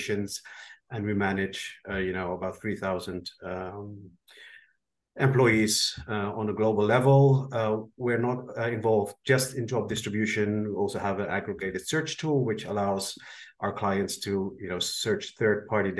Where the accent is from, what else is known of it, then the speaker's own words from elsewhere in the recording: Netherlands; I'm dialing in from the Netherlands today. I'm Dutch